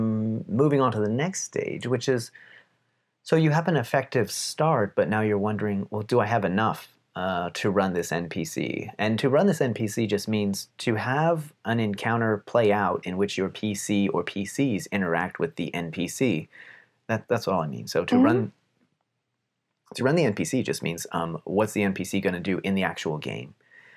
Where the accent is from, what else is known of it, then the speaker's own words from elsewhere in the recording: Palmerton, Pennsylvania, United States; also born or lived in Texas; But Pennsylvanians, especially where I'm from, have a certain way of speaking. And shout out to the Palmerton area in particular for the Pennsylvania Dutch